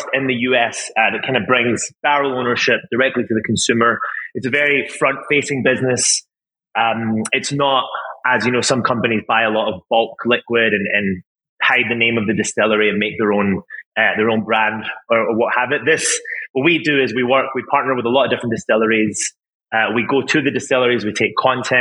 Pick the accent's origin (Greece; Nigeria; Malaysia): Greece; Crete; moved away; also born or lived in Scotland / Japan; I'm Scottish, half Scottish and half Greek. So I grew up in an island called Crete in Greece